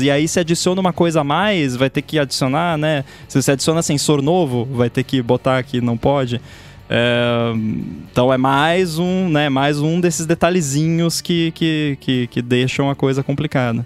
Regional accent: Brazil; a gente fala em português, porque a gente é brasileiro

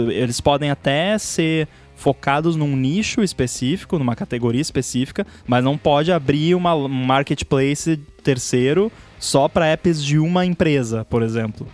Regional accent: Brazil; eu sou do Brasil

